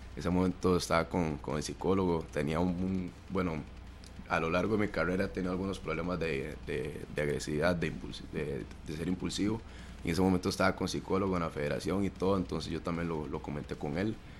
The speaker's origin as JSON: {"language": "Spanish", "town": "Siquirres", "region": "Limón", "country": "Costa Rica", "tie": "born or raised there", "moved": "yes", "said": "yo soy de la Francia, Siquirres. Ahí es un, es un pueblo muy futbolero"}